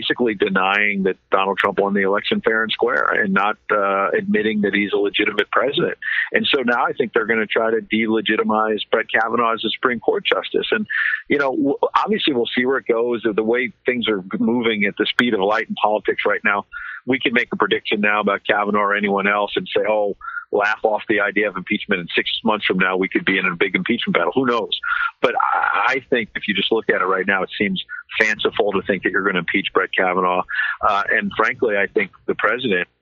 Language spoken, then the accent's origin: English; Long Island, New York, United States; I grew up on Long Island